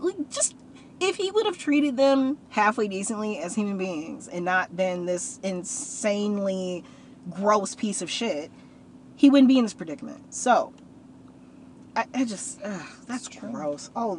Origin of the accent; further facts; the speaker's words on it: Kalamazoo, Michigan, United States; Growing up in Kalamazoo